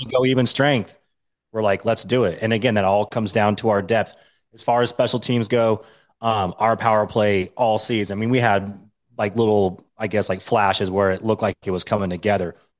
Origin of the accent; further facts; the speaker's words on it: Washington, United States; also born or lived in Denver, Colorado; I'm born and raised in Washington State